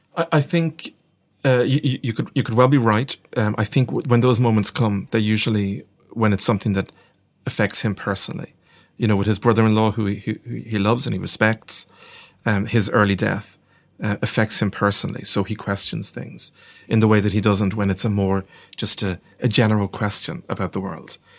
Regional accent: Ireland; I'm not ashamed to be Irish. I'm very proud to be Irish.

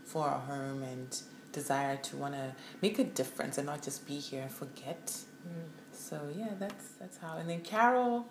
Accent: Zimbabwe; moved away as an adult; now in Brisbane, Australia; born and raised in Zimbabwe, moved to Australia in 2005. To pursue my tertiary education

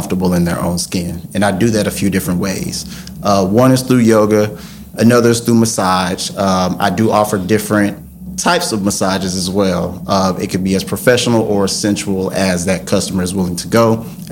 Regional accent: Texas, United States; I'm born in Texas. My family is from Arkansas, Texas, Tennessee. So I tell people I'm from the South.

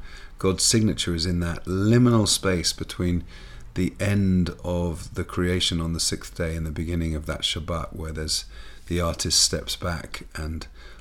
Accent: England, United Kingdom; Growing up in England

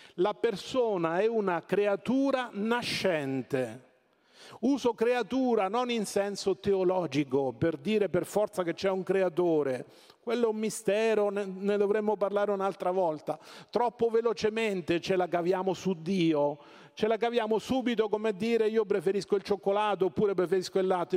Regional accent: Marche, Italy; Io vengo dalle Marche

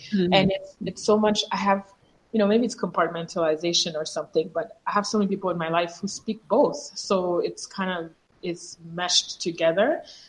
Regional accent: Côte d’Ivoire; first language French; English is a second language; moved away as an adult; also born or lived in Massachusetts; us kids are born and raised in Côte d'Ivoire.

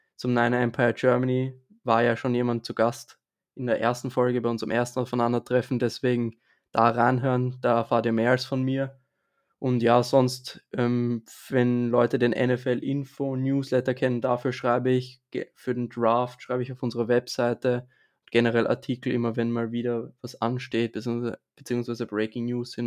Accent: Vienna, Austria; ich bin aus Österreich und zwar genauer gesagt aus Wien

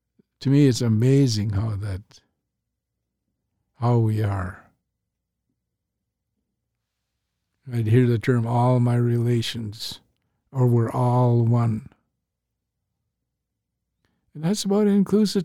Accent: St'at'imc, British Columbia, Canada; I'm Statliam

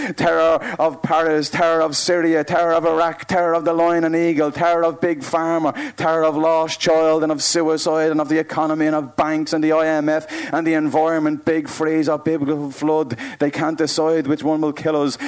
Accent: Dublin, Leinster, Ireland

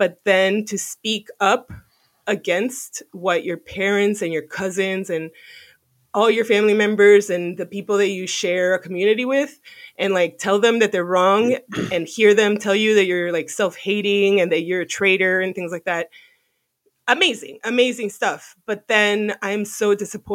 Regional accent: Miami, Florida, United States; moved away; I grew up in Miami with a lot of different types of people

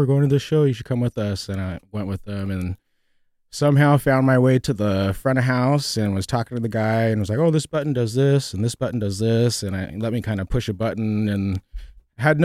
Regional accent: San Jose, California, United States; moved away as an adult; also born or lived in Los Angeles, California; I was born in San Jose, California.

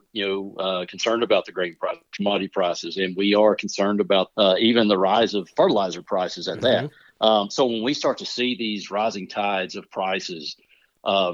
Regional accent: Mount Pleasant, Texas, United States; moved away as an adult; now in West Virginia, United States; I grew up around cattle. I'm originally from the Texas, Mount Pleasant, Texas area. We ran cattle there.

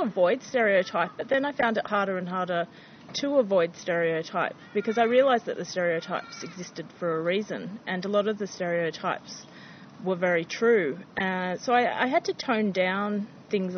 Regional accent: Canberra, Australian Capital Territory, Australia; I'm from Canberra.

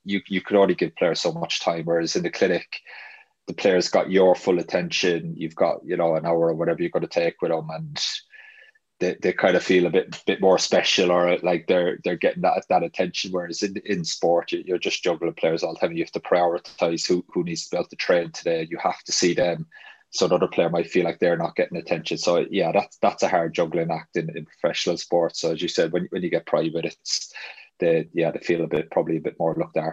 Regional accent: Ireland; now in Huddersfield, United Kingdom; I'm Irish

